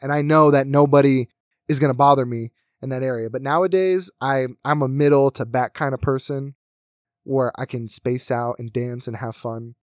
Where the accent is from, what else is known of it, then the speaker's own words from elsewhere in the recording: United States; now in Las Vegas, United States; My, my hometown was very small. Everyone knew each other. You, if you wanted to go to raves, you had to go to Philly